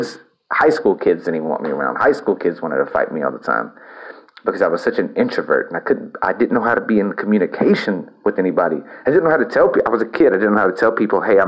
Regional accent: El Campo, Texas, United States; moved away; also born or lived in Houston, Texas / Austin, Texas; my experience in my hometown of El Campo was toxic

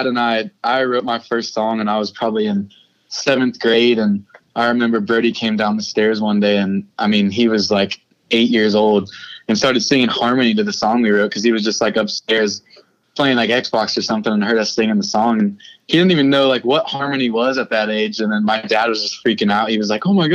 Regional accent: Nashville, Tennessee, United States; We were born and raised in Nashville.

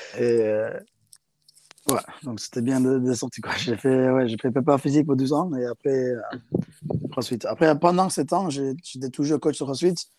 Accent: South Africa; also born or lived in England; now in France; j'ai grandi en Afrique du Sud, dans une école avec que des garçons

